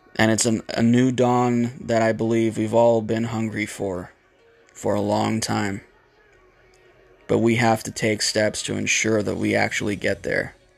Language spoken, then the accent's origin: English; United States; my fellow Americans